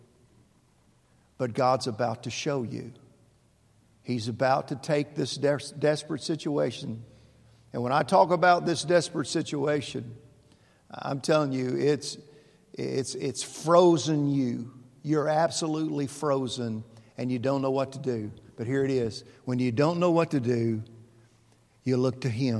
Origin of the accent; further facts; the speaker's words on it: Mayfield, Kentucky, United States; moved away; my hometown of Mayfield, Kentucky